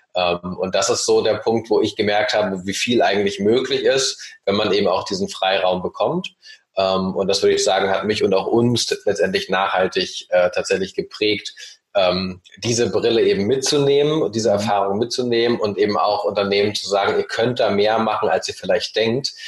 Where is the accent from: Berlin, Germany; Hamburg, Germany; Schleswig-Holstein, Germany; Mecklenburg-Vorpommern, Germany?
Hamburg, Germany; also born or lived in Norway; ich bin aufgewachsen sowohl im wunderschönen Oldenburg in Norwegen und dann ab dem achten Lebensjahr in Hamburg